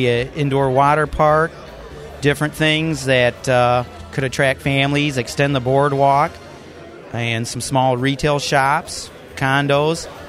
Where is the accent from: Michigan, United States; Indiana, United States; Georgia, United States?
Michigan, United States; Muskegon; I'm from Muskegon Break, and I grew up here in Muskegon.